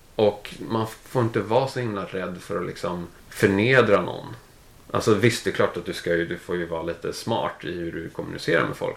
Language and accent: Swedish; Täby, Stockholm County, Sweden; moved away as an adult; now in London, United Kingdom; jag är från, från Täby, växte upp i, i Täby, gick i skolan sen i Danderyd